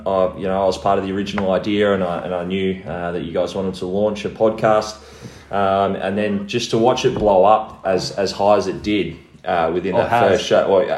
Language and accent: English; Mount Barker, South Australia, Australia; I grew up down in Mount Barker, so played my junior footy down there for the Bulls